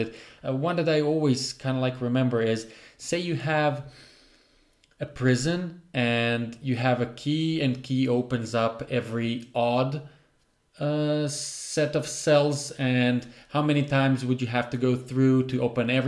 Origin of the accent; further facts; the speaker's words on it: Croatia; I'm from Croatia in a very, I would say, remote place.